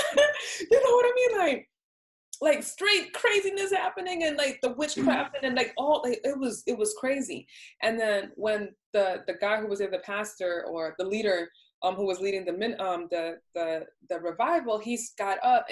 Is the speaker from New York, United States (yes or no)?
yes; New York, United States; moved away as an adult; also born or lived in the Southern United States; I'm from New York, you know, I was born and raised in New York and stuff like that. But I grew up as an adult in the South